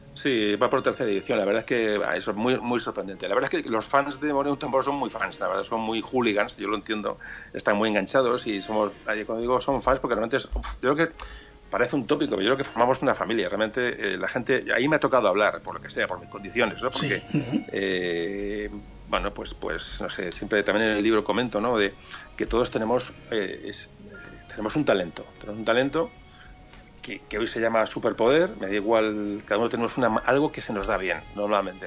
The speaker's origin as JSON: {"language": "Spanish", "country": "Spain", "said": "Somos españoles, pero sobre todo somos mediterráneos."}